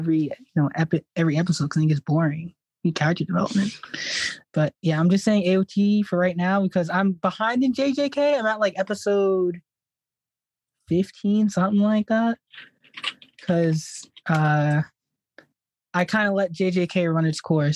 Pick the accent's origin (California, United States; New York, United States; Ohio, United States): New York, United States; I'm from New York. Yeah, I live in Queens at the moment